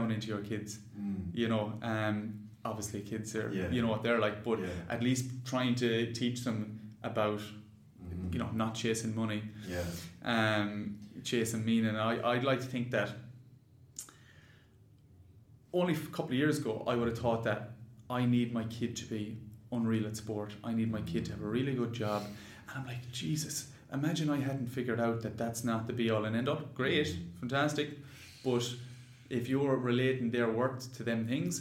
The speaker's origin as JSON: {"language": "English", "country": "Ireland", "said": "I'm from Ireland"}